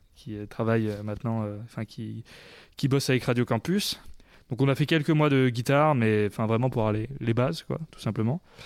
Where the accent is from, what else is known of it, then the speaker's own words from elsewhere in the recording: Clermont-Ferrand, Auvergne-Rhône-Alpes, France; je suis né à Clermont